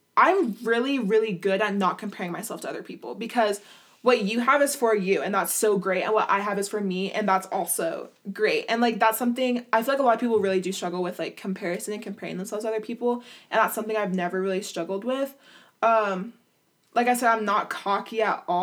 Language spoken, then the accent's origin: English; Utah, United States; I grew up in Utah